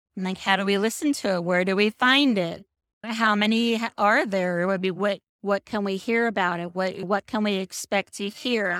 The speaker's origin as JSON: {"language": "English", "town": "Seattle", "region": "Washington", "country": "United States", "tie": "born or raised there", "also_born_or_lived": "Chicago", "moved": "as an adult", "lives_now": "Boulder City, United States", "said": "I grew up in Seattle"}